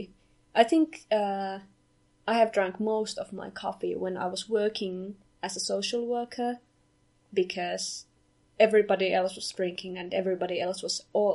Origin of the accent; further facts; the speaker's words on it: Finland; now in Kajaani, Finland; we are both from Finland, from Kajaani currently, northern part of Finland